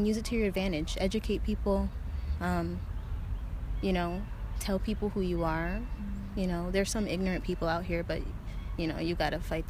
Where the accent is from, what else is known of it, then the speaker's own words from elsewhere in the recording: North Carolina, United States; also born or lived in Ithaca, New York; I was born in Ithaca, New York, and raised in North Carolina, so I am a Southern girl at heart